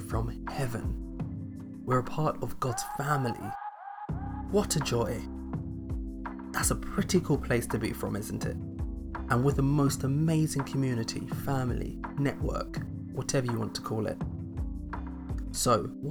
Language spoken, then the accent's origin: English; London, United Kingdom; also born or lived in Nigeria; either of four responses: Nigeria, the UK, London, or New Cross